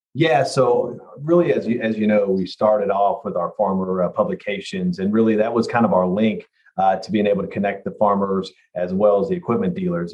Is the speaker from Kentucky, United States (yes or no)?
yes; Kentucky, United States; I grew up in Kentucky here, and I've spent most of my life here